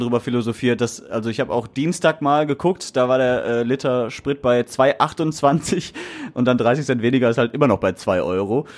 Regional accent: Essen, North Rhine-Westphalia, Germany; Ich bin Essener

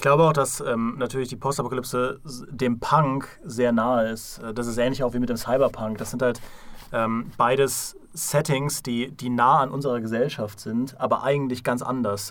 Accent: Trier, Rhineland-Palatinate, Germany; kann ich als Trierer natürlich absolut nachvollziehen. Ja? ja? ich wurde in Ruinen geboren

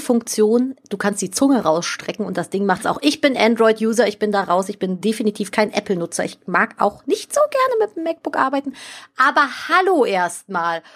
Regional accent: Cologne, North Rhine-Westphalia, Germany; ich bin hier in Köln aufgewachsen und ich bin in dem Stadtteil, in dem ich hier gerade lebe, geboren

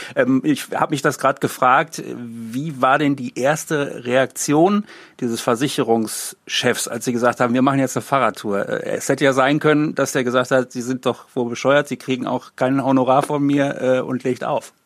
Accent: Hagen, North Rhine-Westphalia, Germany; ein Ort wie Hagen, auch weil ich hier aufgewachsen bin

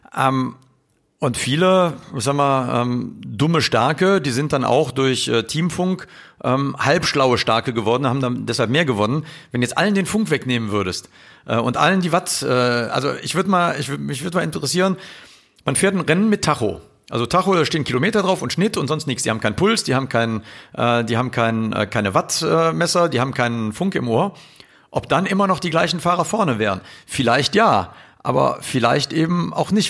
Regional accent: Cologne, North Rhine-Westphalia, Germany; ich bin halt eine Kölsche Jung aus dem Leve

